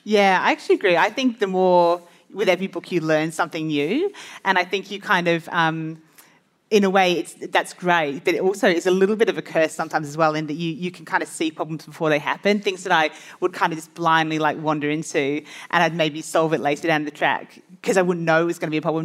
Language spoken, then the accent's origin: English; Australia; I'm an Australian author of five Australian mystery novels